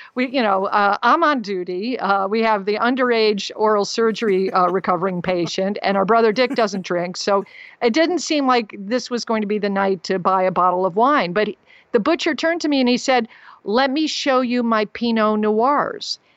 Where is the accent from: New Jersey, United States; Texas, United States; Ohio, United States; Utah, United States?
Texas, United States; I told him I was from Texas